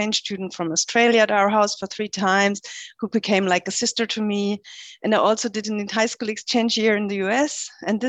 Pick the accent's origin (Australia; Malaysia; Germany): Germany; middle of Germany, Central Germany; moved away as an adult; also born or lived in Lüneburg; I grew up in a very small place in the middle of Germany